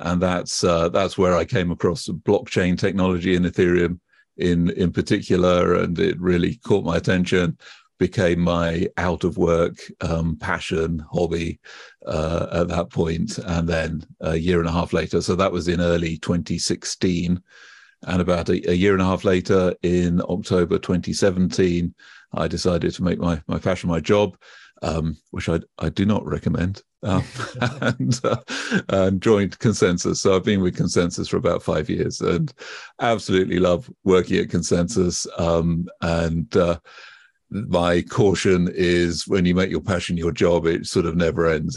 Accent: United Kingdom; accent: British; you can probably tell from my accent already, I am British, and I grew up, uh, in the U K

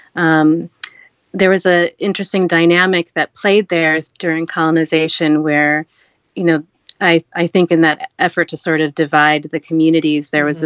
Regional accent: United States; also born or lived in Kerala, India; growing up in America, I I faced prejudice

